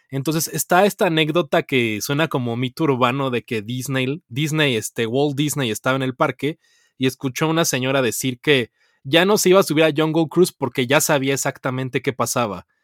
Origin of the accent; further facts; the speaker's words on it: Mexico; Y yo de México